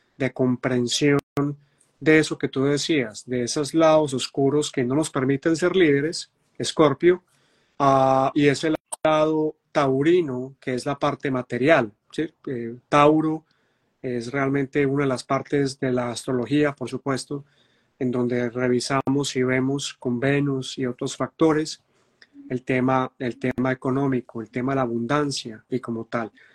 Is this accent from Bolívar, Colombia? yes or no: no; Medellín, Antioquia, Colombia; yo soy de Medellín, Colombia